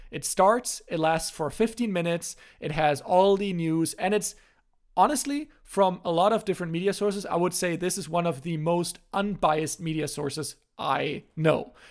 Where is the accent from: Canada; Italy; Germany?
Germany; first language German; English is a second language; also born or lived in North Carolina; my native language in German